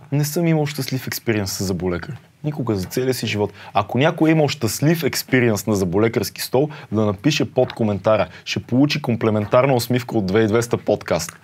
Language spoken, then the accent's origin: Bulgarian; Sofia, Sofia City, Bulgaria; Не съм кореняк, корена ми от друга но съм роден в София